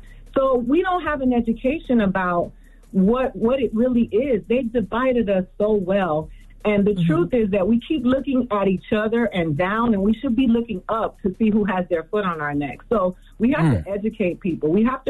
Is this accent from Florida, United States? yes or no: yes; Miami, Florida, United States; Like, I grew up in Miami, and I remember Jamaicans and Bahamians having such an anti-Yankee sentiment